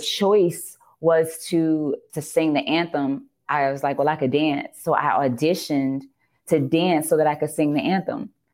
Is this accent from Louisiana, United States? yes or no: yes; New Orleans, Louisiana, United States; regular, regular New Orleans girl